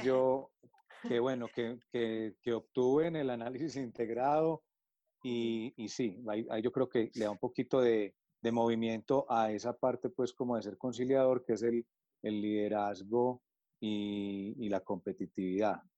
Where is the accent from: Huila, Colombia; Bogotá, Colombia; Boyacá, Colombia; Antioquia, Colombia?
Antioquia, Colombia; Medellín; also born or lived in United States / Europe; nací aquí en Medellín, Colombia tuve la oportunidad de formarme aquí